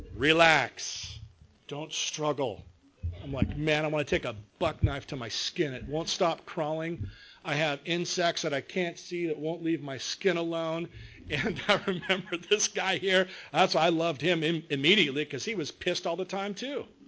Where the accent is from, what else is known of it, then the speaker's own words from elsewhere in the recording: Long Beach, California, United States; I was uh, born and raised in Long Beach